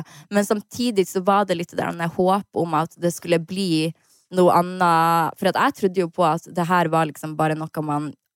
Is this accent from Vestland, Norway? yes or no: no; Harstad, Troms, Norway; Jeg var hjemme i Harstad